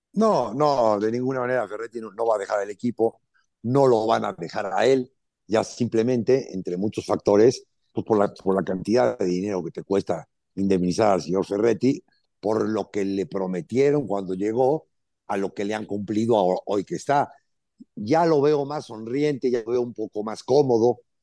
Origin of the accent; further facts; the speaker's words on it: Alvarado, Veracruz, Mexico; yo soy de Alvarado